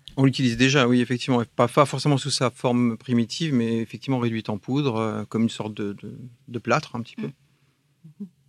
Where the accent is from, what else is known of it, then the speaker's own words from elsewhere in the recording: Alsace, Grand Est, France; je suis un Alsacien